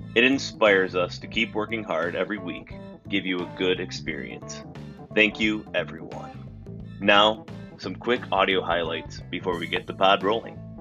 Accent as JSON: {"language": "English", "town": "Chicago", "region": "Illinois", "country": "United States", "tie": "born or raised there", "moved": "yes", "said": "most of us are from the Chicago area, or we grew up in the Chicago area"}